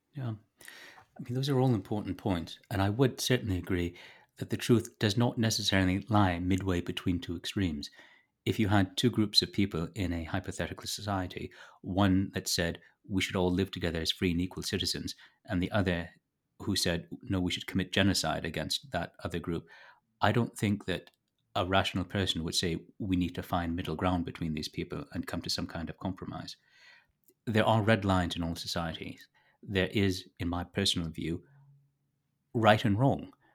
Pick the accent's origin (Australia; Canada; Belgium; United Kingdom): Canada; Toronto, Ontario; moved away as an adult; now in rural Canada; I was born in Toronto. I now live in rural Canada